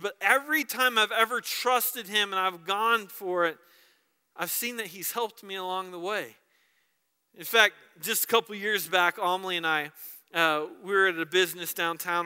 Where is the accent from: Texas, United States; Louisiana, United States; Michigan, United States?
Texas, United States; moved away; When I was a little boy, I grew up in Texas